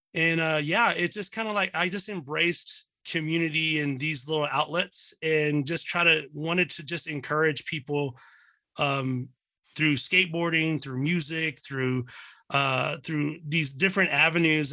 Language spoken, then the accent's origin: English; Dallas, Texas, United States; also born or lived in Pleasant Grove, Texas / Mesquite, Texas; born and raised in, uh, born and raised in Dallas, Texas